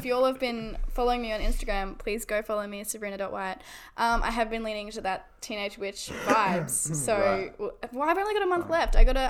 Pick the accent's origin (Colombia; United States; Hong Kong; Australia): Australia; I'm an Aussie.